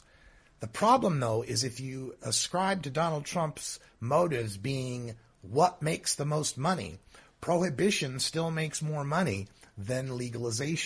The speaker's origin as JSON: {"language": "English", "region": "Idaho", "country": "United States", "tie": "born or raised there", "said": "my home state of Idaho"}